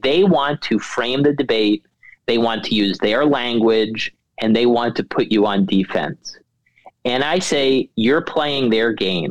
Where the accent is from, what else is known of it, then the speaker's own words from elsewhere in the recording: New York City, New York, United States; moved away; also born or lived in Washington; I was born and raised in Queens, New York